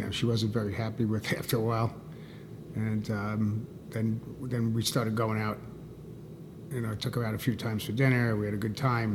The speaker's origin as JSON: {"language": "English", "town": "New York City", "region": "New York", "country": "United States", "tie": "born or raised there", "moved": "as an adult", "lives_now": "Miami, United States", "said": "I was born and raised in in New York City area"}